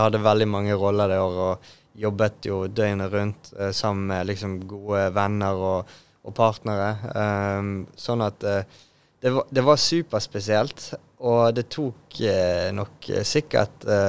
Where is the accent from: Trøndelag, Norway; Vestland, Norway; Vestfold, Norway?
Vestland, Norway; Bergen; å være bergenser og Åsane-bo